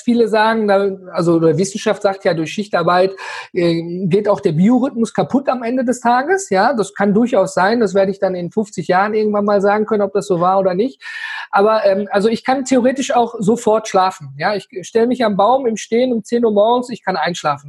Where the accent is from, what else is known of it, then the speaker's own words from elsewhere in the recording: Ruhr area, North Rhine-Westphalia, Germany; ich komme ja hier aus dem Ruhrgebiet